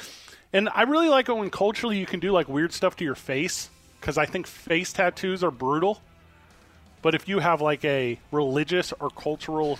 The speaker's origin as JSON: {"language": "English", "region": "Midwest", "country": "United States", "tie": "born or raised there", "moved": "yes", "lives_now": "Albuquerque, United States", "said": "I grew up in the Midwest"}